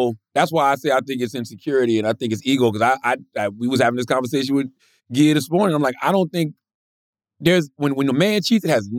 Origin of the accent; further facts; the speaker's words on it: South Carolina, United States; I'm from South Carolina.